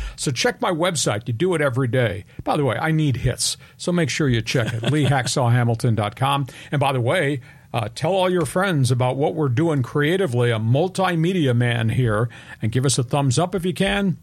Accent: New York, United States; now in San Diego, United States; I grew up in New York

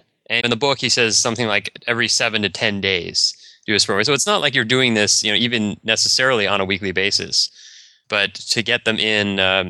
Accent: Boulder, Colorado, United States; I'm from Boulder, Colorado.

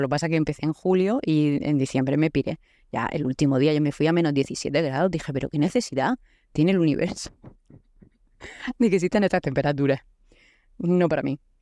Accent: Murcia, Region of Murcia, Spain; also born or lived in Canada; Soy de Murcia

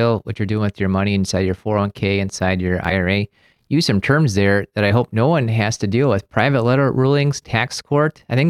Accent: Maryland, United States; I'm out from Maryland, mostly originally, with my dad being from the military

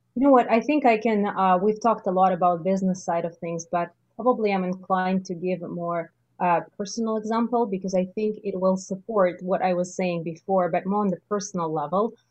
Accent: Russia; moved away as an adult; now in Canada; the realities in Russia. I just realized that I don't need to let go of everything that I've accumulated in my home country

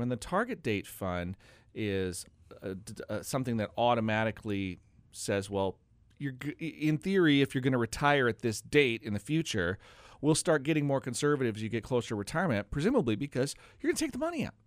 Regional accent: Oregon, United States; also born or lived in North Carolina; I grew up in Oregon, but I actually went to college in North Carolina

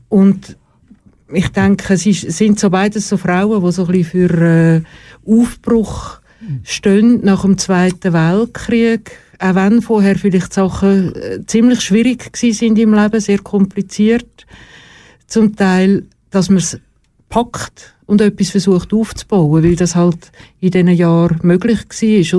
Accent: Schlieren, Zurich, Switzerland; In Schlieren. Also Schlieren bei Zürich, nicht Schlieren bei Bern.

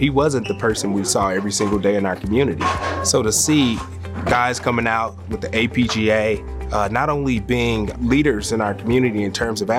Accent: Ferguson, Missouri, United States; growing up in Ferguson

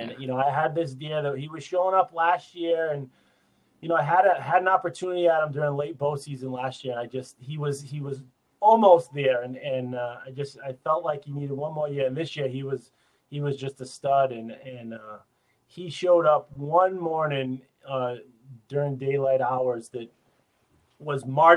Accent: Northeast, United States; growing up in the Northeast, we had a lot of opportunities

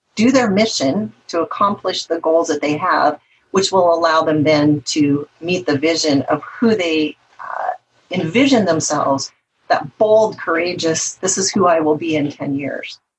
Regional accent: the Northwest, Pacific Northwest, United States; I'm from the Northwest

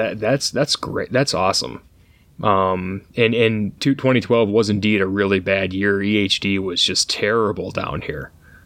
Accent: Michigan, United States; I'm from Michigan too, just like you are.

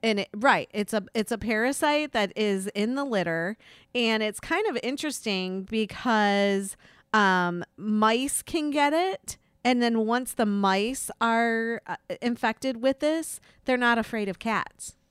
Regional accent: Slovakia; moved away; my home country, Slovakia

